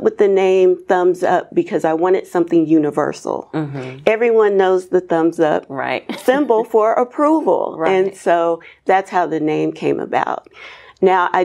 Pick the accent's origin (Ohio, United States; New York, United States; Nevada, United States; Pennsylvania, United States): Ohio, United States; Dayton; now in Atlanta, United States; I'm from Dayton, Ohio. I would fly home regularly.